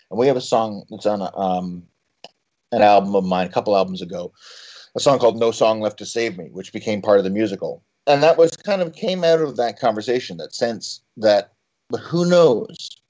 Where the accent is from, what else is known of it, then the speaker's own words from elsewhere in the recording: Canada; Well, and then at add to that being Canadian, who are just about the most judgmental nation on earth